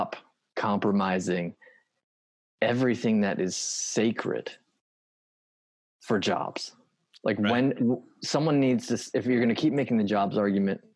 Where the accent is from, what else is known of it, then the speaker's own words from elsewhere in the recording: United States; I grew up on the Potomac River